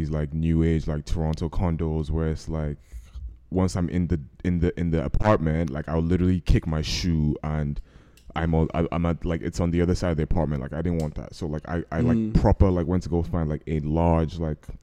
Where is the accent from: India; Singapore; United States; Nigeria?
Nigeria; accent: Nigerian; I'm Nigerian. We're Nigerian.